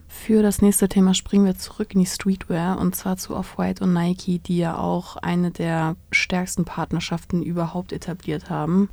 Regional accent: Germany; bei uns in Deutschland

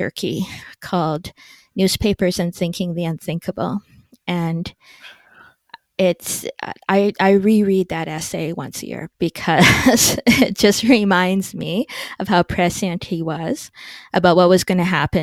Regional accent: Edmonton, Alberta, Canada; the Edmonton Journal, which was my hometown paper

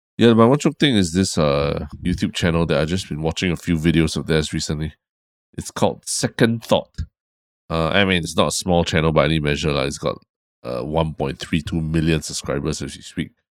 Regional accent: Singapore; you and I, we come from Raffles Institution lah

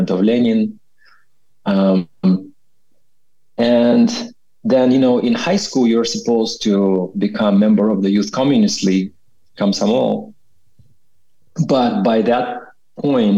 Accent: Kazakhstan; first language Russian; English is a second language; now in California, United States; as a kid growing up in Kazakhstan

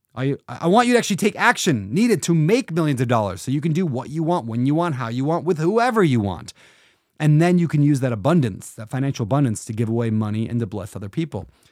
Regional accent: Minnesota, United States; I was born in Blue Collar, Minnesota

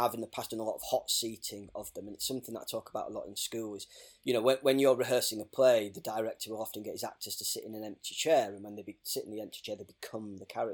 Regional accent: Hull, Yorkshire and the Humber, United Kingdom; I grew up in Hull

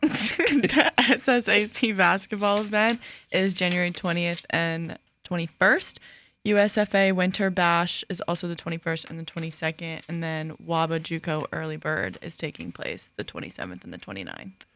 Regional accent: New York, United States; I'm from New York

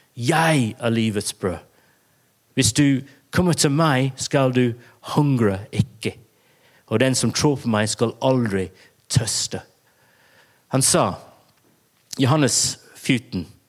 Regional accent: England, United Kingdom; Norwegian is a second language; now in Bergen, Norway; jeg er engelsk, og det er jeg

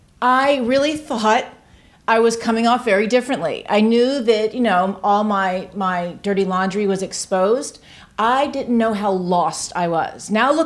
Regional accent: Tampa, Florida, United States; In Tampa, Florida.

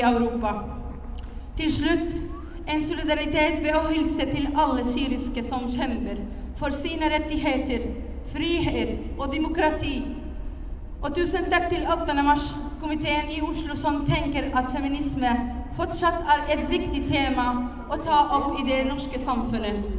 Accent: Syria; now in Norway; jeg kommer fra Syria

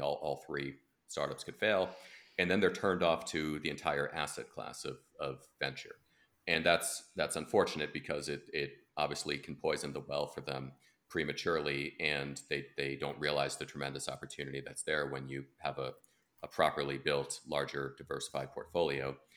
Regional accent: United States; as an American

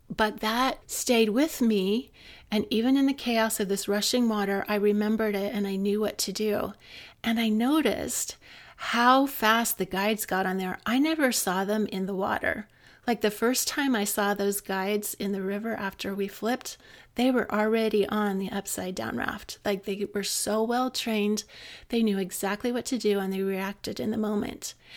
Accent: Utah, United States; moved away as an adult; also born or lived in Reno; I had grown up in Utah.

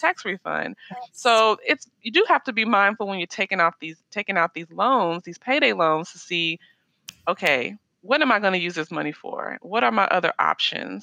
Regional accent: Nashville, Tennessee, United States; moved away as an adult; also born or lived in Miami, Florida / Orlando, Florida / Maryland / Colorado; now in Dallas, United States; I'm originally from Nashville, Tennessee, but I mm-hmm. currently live in Dallas, Texas

